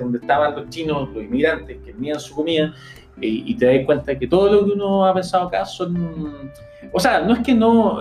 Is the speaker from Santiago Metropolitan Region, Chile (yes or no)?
yes; Santiago, Santiago Metropolitan Region, Chile; moved away as an adult; now in New York, United States; yo soy de Santiago